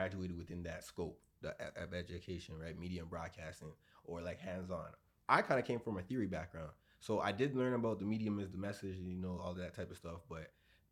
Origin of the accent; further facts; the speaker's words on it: Brampton, Ontario, Canada; I grew up in Brampton, Ontario, born and raised